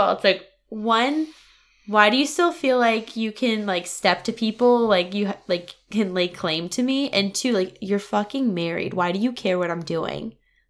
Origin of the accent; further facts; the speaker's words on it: Wallingford, Connecticut, United States; I grew up in Wallingford and I run into so many people I don't want to see, I can't live there.